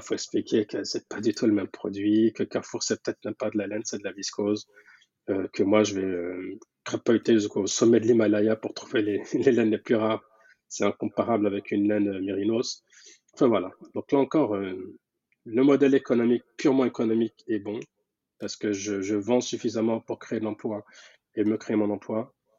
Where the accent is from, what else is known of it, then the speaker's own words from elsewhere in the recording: France; je suis donc né en France et grandi en France, mais avec de très très fortes attaches